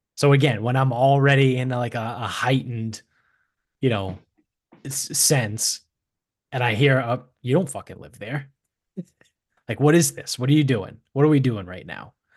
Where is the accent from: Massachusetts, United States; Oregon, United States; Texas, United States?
Massachusetts, United States; Medford; moved away; we grew up in Medford, which is a suburb of Boston